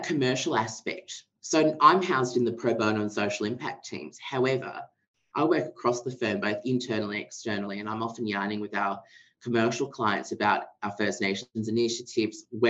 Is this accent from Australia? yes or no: yes; Darkinjung country, New South Wales, Australia; I grew up on Darkinyong country